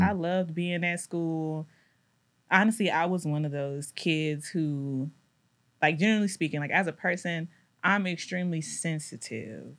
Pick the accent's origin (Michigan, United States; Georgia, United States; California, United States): Georgia, United States; Decatur; also born or lived in Louisiana; I grew up in Decatur